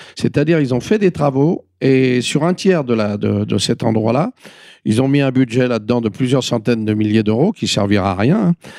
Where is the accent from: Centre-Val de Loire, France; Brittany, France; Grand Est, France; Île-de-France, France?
Île-de-France, France; Paris; en tant que Parisien, je dois beaucoup à ma ville